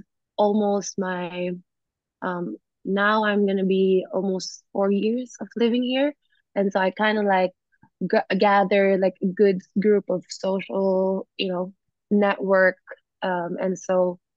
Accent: Philippines; moved away as an adult; also born or lived in United States; now in Bali, Indonesia; I was born in America and then I was raised in the Philippines

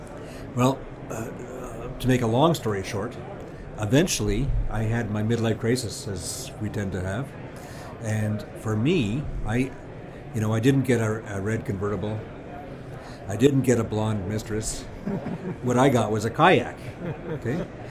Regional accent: Ottawa, Ontario, Canada; We know each other well, but … I'm Ottawa-born and bred. I grew up in Ottawa, eventually became a systems engineer.

